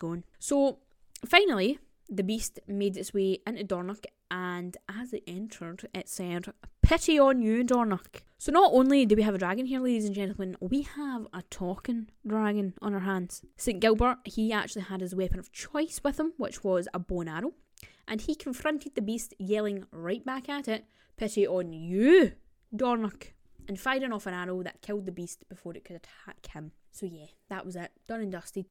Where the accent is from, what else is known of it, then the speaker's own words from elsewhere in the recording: Scotland, United Kingdom; I am Scottish, and I have heard a lot of these stories through my grandparents and family